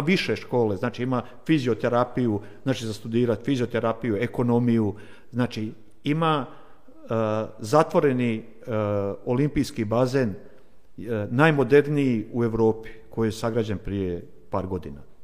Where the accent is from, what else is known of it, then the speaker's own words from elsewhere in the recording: Vukovar, Vukovar-Syrmia County, Croatia; Ja sam odrastao u Vukovaru, kažem do svoje, do rata, do, do 22 godine sam imao, kad je rat krenuo